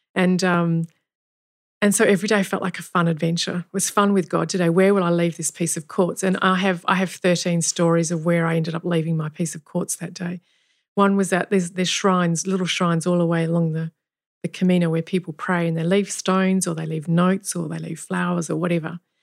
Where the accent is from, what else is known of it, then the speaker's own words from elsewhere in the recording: Kalgoorlie, Western Australia, Australia; I grew up in Kalgoorlie